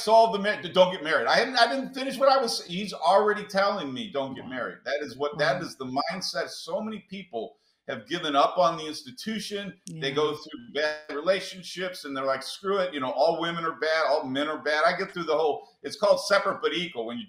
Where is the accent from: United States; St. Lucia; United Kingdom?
United States; St. Louis, Missouri; I was raised in St. Louis, so my parents were poor